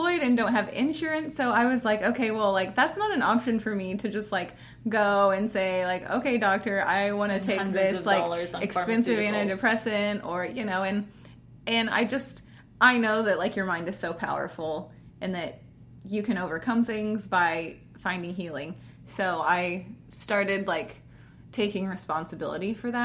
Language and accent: English; Kansas, United States; also born or lived in Arizona; I was from Arizona, grew up in Kansas, and everybody around here, for the most part, believes the same things